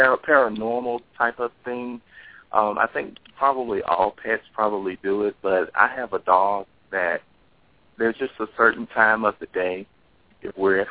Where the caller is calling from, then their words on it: Texas, United States; I'm calling from Texas.